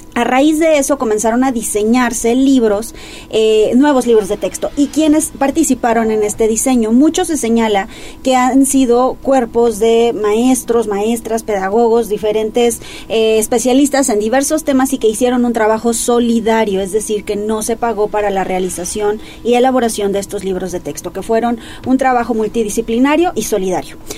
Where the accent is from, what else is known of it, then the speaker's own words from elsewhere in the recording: Mexico; como mexicanos